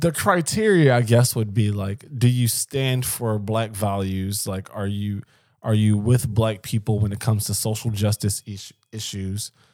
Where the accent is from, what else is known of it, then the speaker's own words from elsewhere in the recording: Philadelphia, Pennsylvania, United States; somebody I grew up with in West Philly